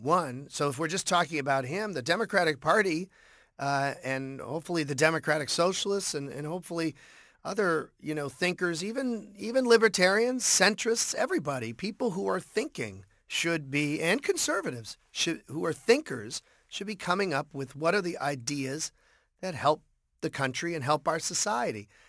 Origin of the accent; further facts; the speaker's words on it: Boston, Massachusetts, United States; growing up in Boston